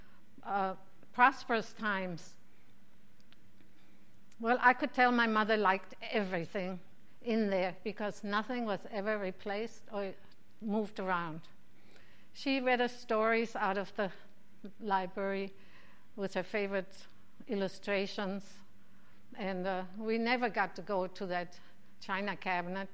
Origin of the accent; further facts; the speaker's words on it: Mainz, Rhineland-Palatinate, Germany; now in Phoenix, United States; My hometown of Mainz